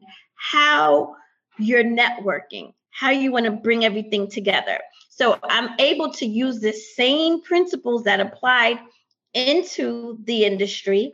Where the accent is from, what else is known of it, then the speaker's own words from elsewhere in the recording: New York City, New York, United States; moved away; I'm from New York